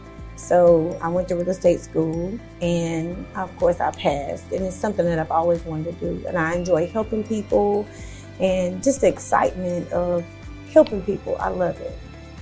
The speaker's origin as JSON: {"language": "English", "region": "North Carolina", "country": "United States", "said": "of course. I'm from North Carolina."}